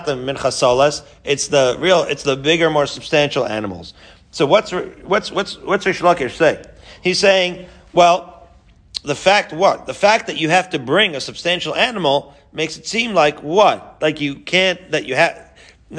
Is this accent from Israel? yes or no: yes; Haifa, Haifa District, Israel; I grew up in Haifa